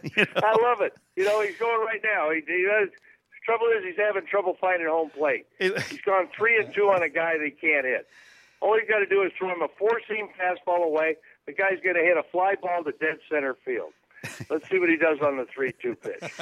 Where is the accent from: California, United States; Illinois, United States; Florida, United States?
California, United States; Bay Area; We're both from the Bay Area.